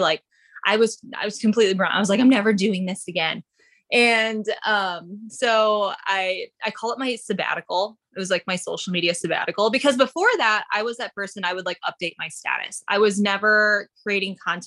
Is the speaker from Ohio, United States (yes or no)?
no; Upper Peninsula of Michigan, United States; moved away as an adult; now in California, United States; So I am from the Upper Peninsula of Michigan. I grew up there